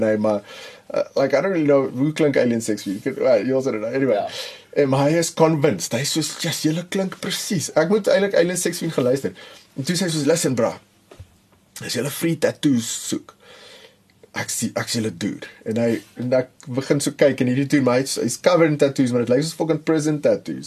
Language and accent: Afrikaans; Pretoria, Gauteng, South Africa; ek het in Pretoria groot geword.